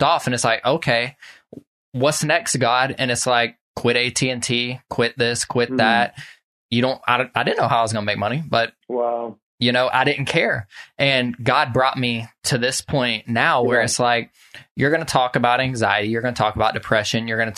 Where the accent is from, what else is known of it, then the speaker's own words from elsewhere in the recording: Social Circle, Georgia, United States; I grew up in Social Circle here where I'm